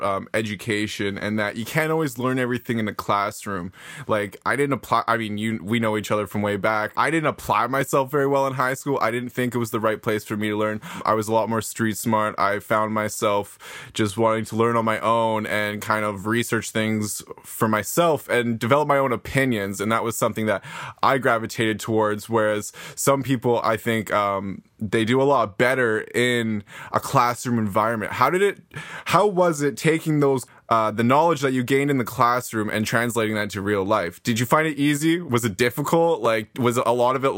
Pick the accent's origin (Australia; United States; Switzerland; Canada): Canada; Nanaimo, British Columbia; I grew up in Nanaimo, BC, along with my longtime friend Jimmy here